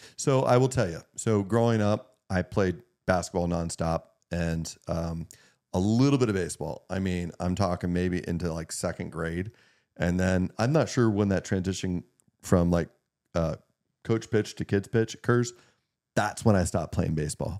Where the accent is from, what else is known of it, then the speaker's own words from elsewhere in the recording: Meadville, Pennsylvania, United States; Meadville, Pennsylvania, which is kind of my hometown, um, being able to take care of people that helped raise me